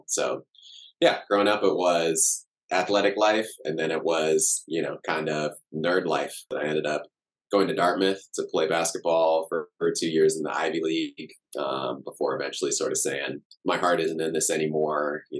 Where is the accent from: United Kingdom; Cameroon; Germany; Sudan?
Cameroon; born there; So I was born in Cameroon in West Africa. My dad and kind of his whole, you know, lineage of family going back generations, all from Cameroon.